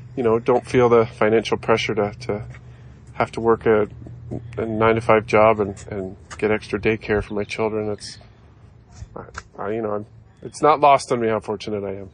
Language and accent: English; Canada; in my home country where, you know, baseball's popular, but it's not number one